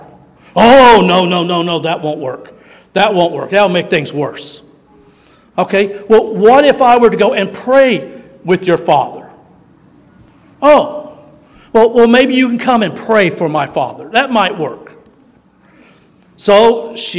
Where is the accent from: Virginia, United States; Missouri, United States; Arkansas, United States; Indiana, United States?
Missouri, United States; I was born in Missouri